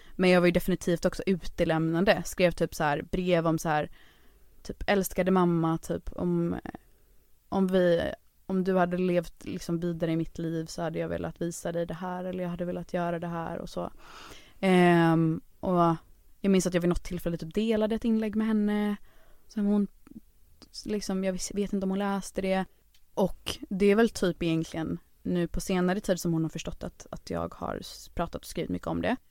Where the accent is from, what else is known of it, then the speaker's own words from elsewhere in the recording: Kungsbacka, Halland County, Sweden; moved away; also born or lived in Onsala / Stockholm; i Kungsbacka där jag växte upp